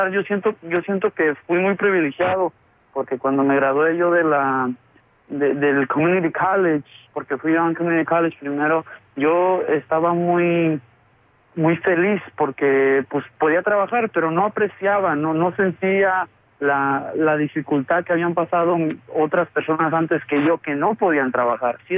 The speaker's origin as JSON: {"language": "Spanish", "country": "Mexico", "moved": "yes", "lives_now": "Chicago, United States", "said": "antes yo pensaba muy diferente y yo mexicano y, quería regresar a mi tierra, pero ah, después ya como están las cosas allá, no, mucha de mi familia ya vive acá"}